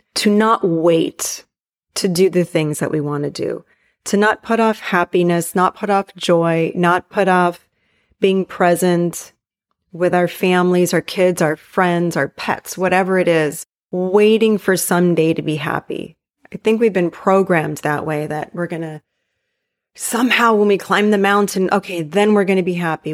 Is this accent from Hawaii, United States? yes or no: yes; Hawaii, United States; moved away; where I grew up in Hawaii